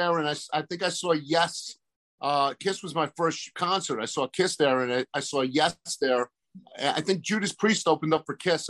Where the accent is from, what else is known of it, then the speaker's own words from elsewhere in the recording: Cliffside Park, New Jersey, United States; We literally lived 1 mile from Palisades Amusement Park growing up in Cleveland Park.